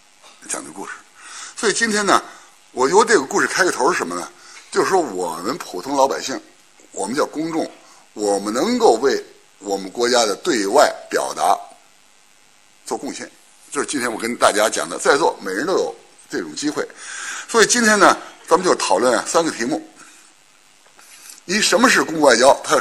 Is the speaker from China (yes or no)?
yes; China; 存在感这个词儿呢，我们中国人是不大用，欧美人也不大用。